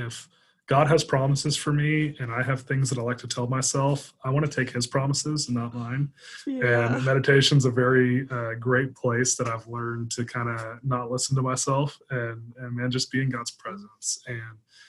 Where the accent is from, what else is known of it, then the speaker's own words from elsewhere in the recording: the South, United States; I grew up in the South and as an American